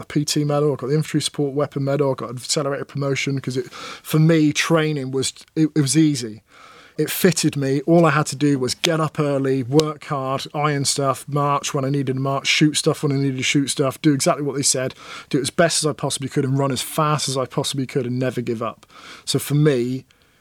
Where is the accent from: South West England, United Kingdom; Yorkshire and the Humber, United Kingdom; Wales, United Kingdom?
South West England, United Kingdom; Plymouth; also born or lived in Dunfermline, Scotland; And then we moved to Plymouth, another naval town.